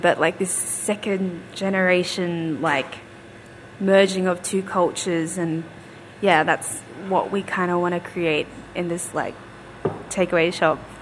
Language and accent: English; Footscray, Victoria, Australia; I grew up in Footscray